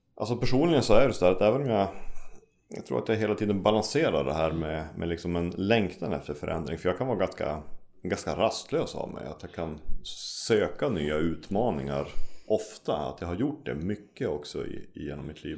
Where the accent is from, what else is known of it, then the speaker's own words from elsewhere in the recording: Umeå, Västerbotten County, Sweden; also born or lived in Norway; jag är uppvuxen i Umeå, mm. har bott här nästan majoriteten av hela mitt liv